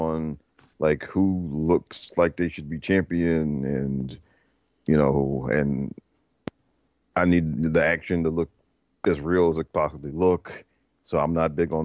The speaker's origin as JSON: {"language": "English", "area": "Prince George's County", "region": "Maryland", "country": "United States", "tie": "born or raised there", "said": "I grew up in Maryland in PG County"}